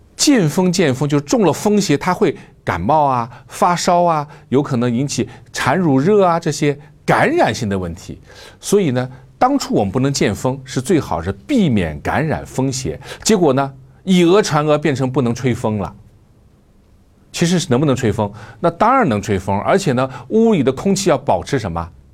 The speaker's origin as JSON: {"language": "Chinese", "country": "China", "said": "我们中国人在海外"}